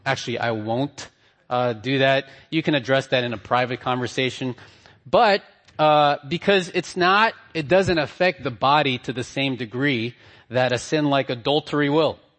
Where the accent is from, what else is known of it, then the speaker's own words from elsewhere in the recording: Hawaii, United States; also born or lived in Philippines; I'm from Hawaii. We don't wear ties there.